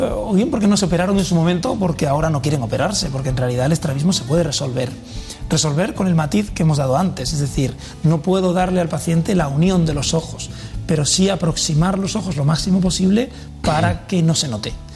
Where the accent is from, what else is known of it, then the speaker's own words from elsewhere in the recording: Villanueva de la Serena, Extremadura, Spain; Yo, es mi pueblo